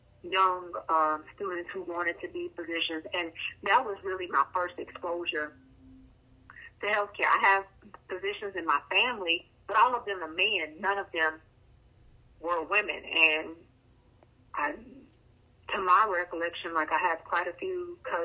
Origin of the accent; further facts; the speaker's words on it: Shreveport, Louisiana, United States; now in Houston, United States; I am originally from a little place called Shreveport, Louisiana